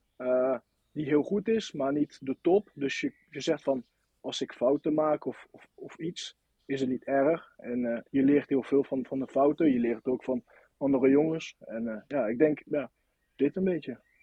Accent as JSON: {"language": "Dutch", "town": "Nantes", "region": "Pays de la Loire", "country": "France", "tie": "born or raised there", "accent": "French", "second_language": "Dutch", "moved": "as an adult", "lives_now": "Volendam, Netherlands", "said": "ik kom uit Nant"}